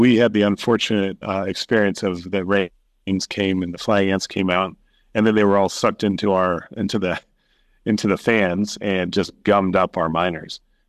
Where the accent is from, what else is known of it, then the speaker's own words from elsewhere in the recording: Sudan; now in Kenya; Yeah, I grew up in Sudan and Kenya and went to the U.S. for university, came back to Kenya to start building different tech companies.